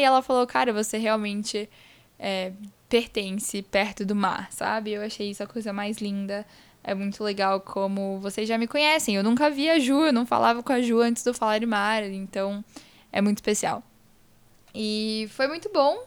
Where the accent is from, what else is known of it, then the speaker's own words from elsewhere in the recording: Espírito Santo, Brazil; now in São Paulo, Brazil; eu não nasci em São Paulo, apesar de morar aqui, estudar aqui, morar com meu pai, minha mãe, meu irmão aqui em São Paulo. Toda a minha família é do Espírito Santo, que é onde eu nasci